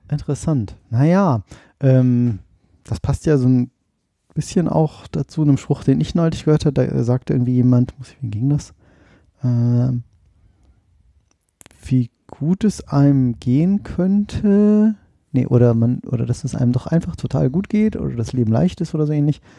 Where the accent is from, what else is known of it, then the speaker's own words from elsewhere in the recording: Oldenburg, Lower Saxony, Germany; now in Hannover, Germany; Also ich fand das, ich komme ja aus Oldenburg ursprünglich